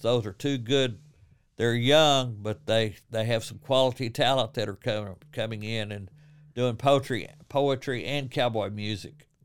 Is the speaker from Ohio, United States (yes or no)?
no; Corsicana, Texas, United States; now in Waco, United States; I grew up in Corsicana